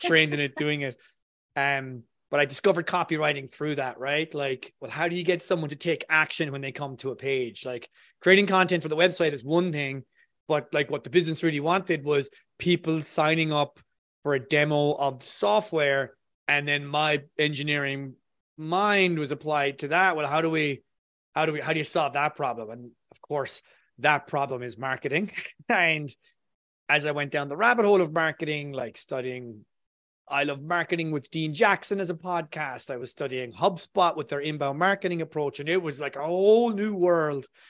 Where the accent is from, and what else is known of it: Ireland